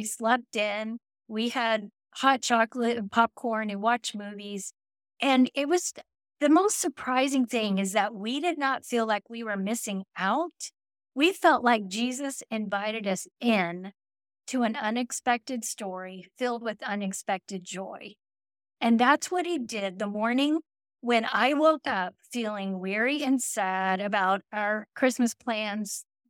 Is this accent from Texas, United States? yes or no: yes; Texas, United States; I'm from Texas, okay? And we don't do snow, and I do not like the cold at all.